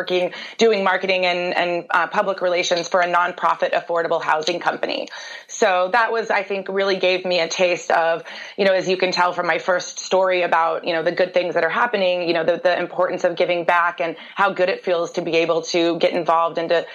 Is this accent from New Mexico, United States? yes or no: no; Durango, Colorado, United States; I grew up in Colorado, and I went to school at Durango High School, which is down in Southwest Colorado